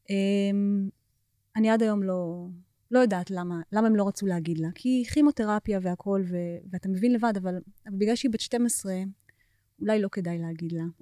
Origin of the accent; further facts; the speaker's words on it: United States; עוד כשהיינו קטנות בארצות הברית, אה, שירים בעברית.